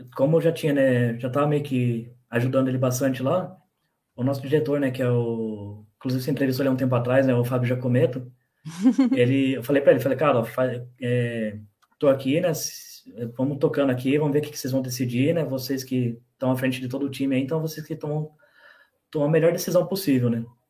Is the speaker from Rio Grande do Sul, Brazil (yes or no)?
no; Bragança Paulista, São Paulo, Brazil; also born or lived in Joanópolis; nascido em Joanópolis, moro em Bragança, morei quando era pequeno em São Paulo e voltei para Bragança